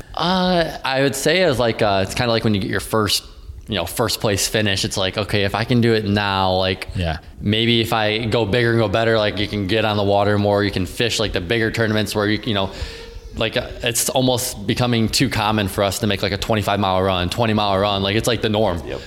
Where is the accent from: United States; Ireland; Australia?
United States; Downriver, Michigan; I grew up uh, downriver. Um, I started off fishing Detroit River. Uh, fished a lot of uh, the local rivers around like the Belleville area with my grandpa